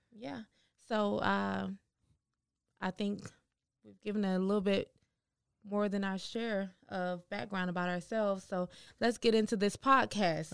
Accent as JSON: {"language": "English", "town": "Houston", "region": "Texas", "country": "United States", "said": "We're from Houston."}